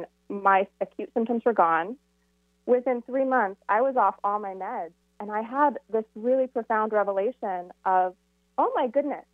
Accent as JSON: {"language": "English", "area": "Camano Island", "region": "Washington", "country": "United States", "tie": "born or raised there", "also_born_or_lived": "Phoenix, Arizona", "moved": "yes", "said": "I grew up on Camino Island"}